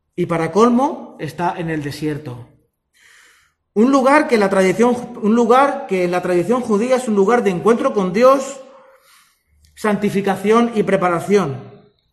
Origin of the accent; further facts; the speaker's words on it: Spain; los que somos españoles de toda la vida